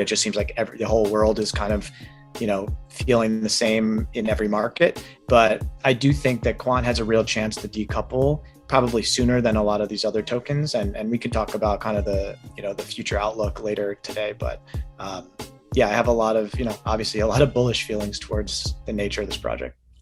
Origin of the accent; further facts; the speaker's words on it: New York, United States; moved away as an adult; also born or lived in Los Angeles; now in Arizona, United States; I'm originally from New York